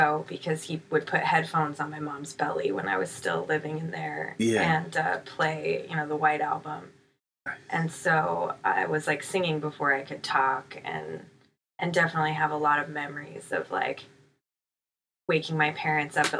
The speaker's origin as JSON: {"language": "English", "town": "Kirkland", "region": "Washington", "country": "United States", "tie": "born or raised there", "also_born_or_lived": "Seattle, Washington / Olympia, Washington", "said": "I grew up on the east side of Seattle."}